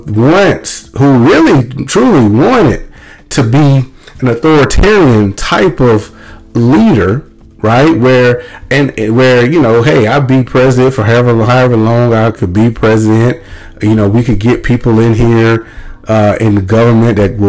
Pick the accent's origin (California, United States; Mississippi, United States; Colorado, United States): Mississippi, United States; I'm from Mississippi